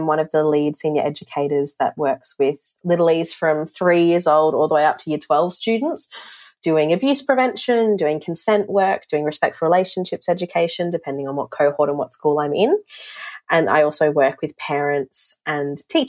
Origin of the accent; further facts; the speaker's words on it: Darwin, Northern Territory, Australia; moved away as an adult; now in Melbourne, Australia; I grew up in Darwin in the Northern Territory